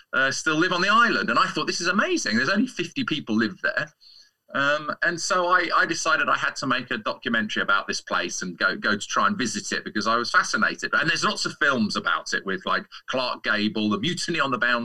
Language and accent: English; London, United Kingdom; I'm from London, yes. I'm from North London